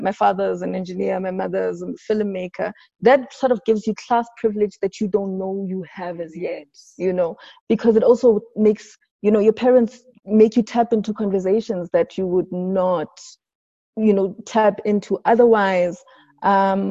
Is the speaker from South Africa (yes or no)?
yes; Johannesburg, Gauteng, South Africa; also born or lived in Sebokeng; we moved from Sibugeng, but the real part of my childhood was in Lanesia South